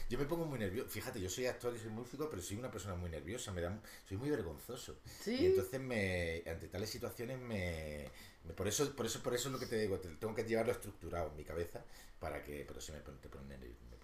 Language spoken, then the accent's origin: Spanish; Málaga, Andalusia, Spain; now in Madrid, Spain; yo soy un cabal de Málaga, de familia humilde de Málaga